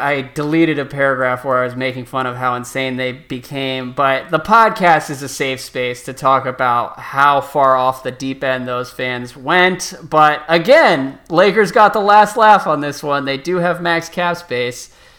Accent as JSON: {"language": "English", "region": "California", "country": "United States", "tie": "born or raised there", "said": "But growing up in the Bay Area, I have a ton of friends from LA, and no one is more entitled than these idiots."}